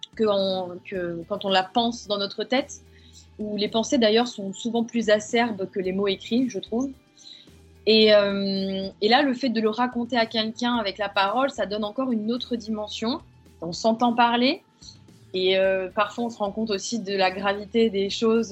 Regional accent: the South, France; moved away as an adult; je suis revenue sur ma terre natale euh, dans le sud

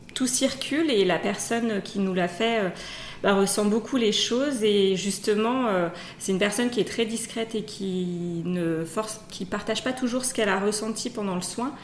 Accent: Savoie, Auvergne-Rhône-Alpes, France; on est savoyard dans la famille

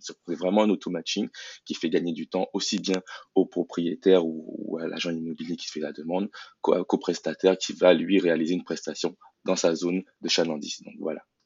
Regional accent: Guadeloupe; je suis issu de la Guadeloupe

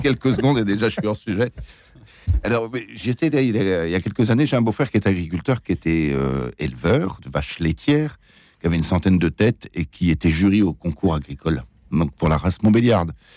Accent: Pays de Bray, Normandy, France; je suis normand du pays de Bray

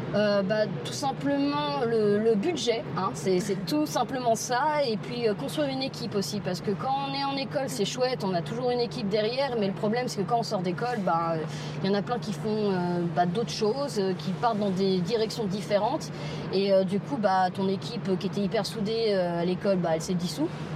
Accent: Paris, Île-de-France, France; j'ai grandi dans le 4e arrondissement de Paris, dans le Marais

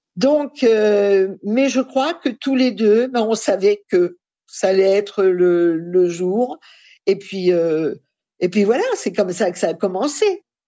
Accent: Paris, Île-de-France, France; je suis née à Paris, mais de parents réfugiés polonais

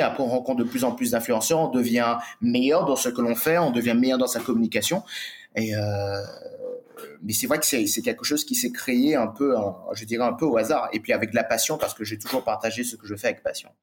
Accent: Martinique; moved away; also born or lived in Bali; j'ai grandi sur une île

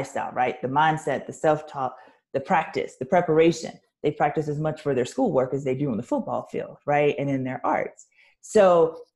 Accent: Louisiana, United States; because I'm from Louisiana

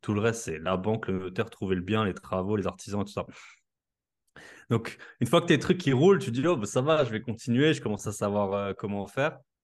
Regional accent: Alsace, Grand Est, France; accent: Alsatian; je suis alsacien comme ça s'entend

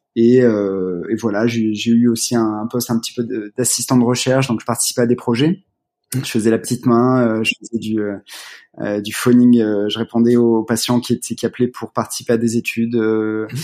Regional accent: Valence, Auvergne-Rhône-Alpes, France; also born or lived in Grenoble; moi j'ai grandi à Valence

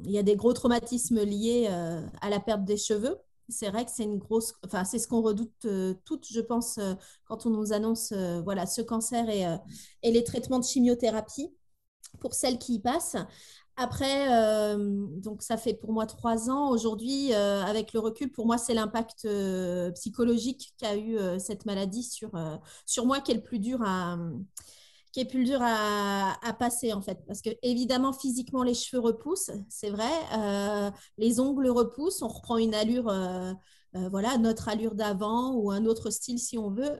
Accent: Tours, Centre-Val de Loire, France; moved away as an adult; now in Brittany, France; Nous habitons en Bretagne, depuis dix ans, on est des Tourangeaux exilés euh, par ici

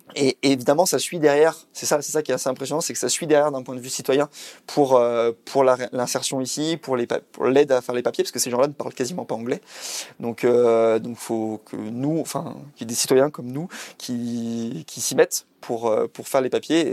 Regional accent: Isère, Auvergne-Rhône-Alpes, France; moved away; je suis originaire de l'Isère

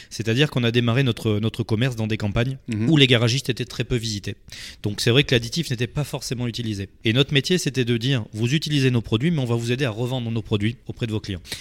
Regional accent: Dordogne, Nouvelle-Aquitaine, France; moved away as an adult; now in Arcachon Bay, France; je suis natif de Dordogne, je suis arrivé sur le bassin d'Arcachon il y a à peu près 12 ans

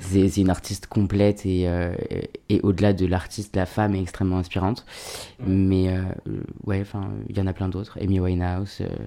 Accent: Alès, Occitania, France; also born or lived in Seine-Saint-Denis (93), Paris suburbs; on est descendu dans le Sud à l'âge de mes 3 ans, tout comme ça. Et j'ai grandi euh, dans un petit, une petite ville qui s'appelle Alès

